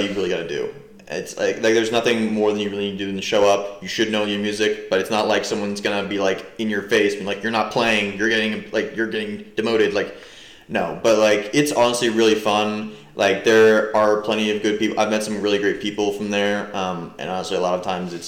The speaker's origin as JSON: {"language": "English", "region": "New Jersey", "country": "United States", "said": "I'm from New Jersey"}